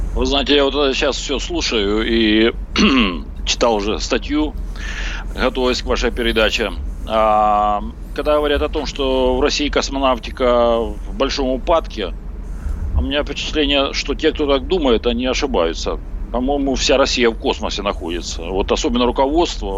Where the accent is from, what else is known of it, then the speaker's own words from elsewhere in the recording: Donbas, Ukraine; moved away as an adult; also born or lived in Zaporizhzhia; я из Донбасса, как и полтора миллиона людей, которые были выгнаны оттуда